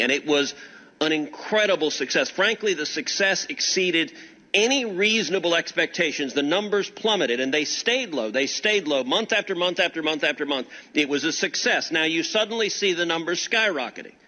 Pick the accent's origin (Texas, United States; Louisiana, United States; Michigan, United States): Texas, United States; the people of my home state of Texas